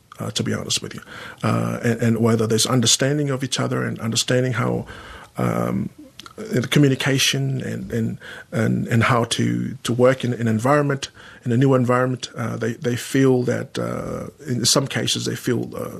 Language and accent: English; Sydney, New South Wales, Australia; At that time, there wasn't a lot of Pacific Islanders where I grew up in Sydney. I started off in Sydney.